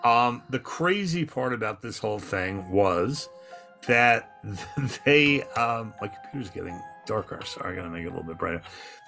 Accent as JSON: {"language": "English", "region": "New York", "country": "United States", "tie": "born or raised there", "said": "I had a normal childhood. I grew up on Long Island, played sports, went to Albert Einstein College of Medicine, got a degree in radiology."}